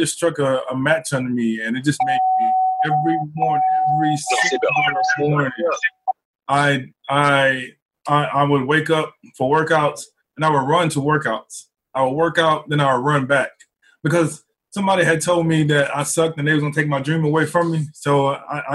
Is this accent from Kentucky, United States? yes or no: no; Mississippi, United States; growing up in Mississippi